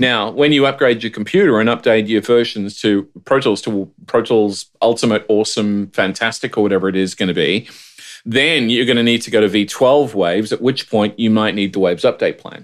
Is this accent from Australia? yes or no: yes; Australia; now in United States; as an Australian